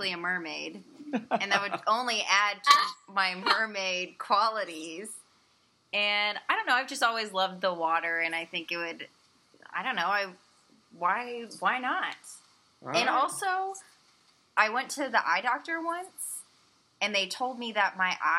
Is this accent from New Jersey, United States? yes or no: no; San Antonio, Texas, United States; now in Austin, United States; I grew up in San Antonio